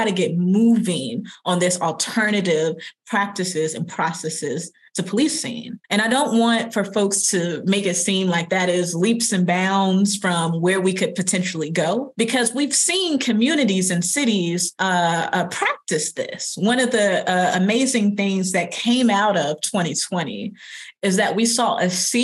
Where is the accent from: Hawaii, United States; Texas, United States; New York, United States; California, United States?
Texas, United States; Longview; I'm from Longview, Texas. I'm from the South.